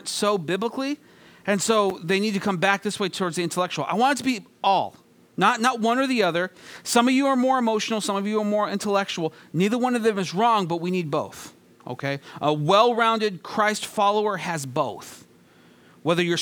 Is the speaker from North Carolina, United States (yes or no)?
no; 40 minutes from San Luis Obispo, California, United States; San Luis Obispo, California, just a short 40 minutes from my hometown